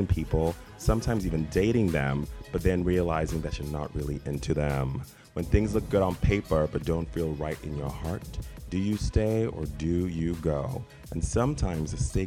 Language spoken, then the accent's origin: English; South Africa; also born or lived in Zimbabwe; now in Los Angeles, United States; I was born in Zimbabwe, grew up in South Africa, and now I live in Los Angeles